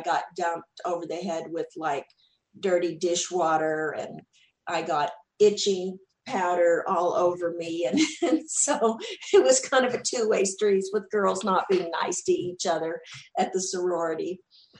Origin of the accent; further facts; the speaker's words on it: Texas, United States; accent: Southern; people had always made fun of my accent there because I was from Texas and I definitely had that Southern accent.